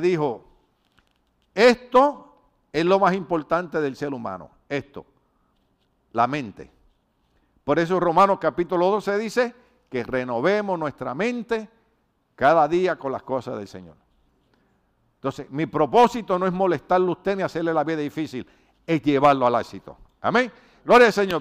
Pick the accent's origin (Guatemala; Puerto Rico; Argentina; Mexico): Puerto Rico; moved away; los de Puerto Rico no podemos oír la canción